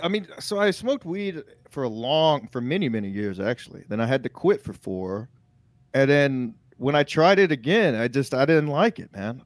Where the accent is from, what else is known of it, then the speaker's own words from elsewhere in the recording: Texas, United States; I'm from Texas